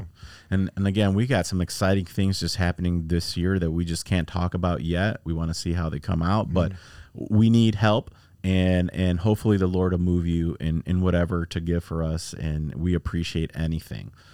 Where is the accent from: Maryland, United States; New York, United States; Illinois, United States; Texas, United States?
Illinois, United States; Chicago; I'm from Chi Town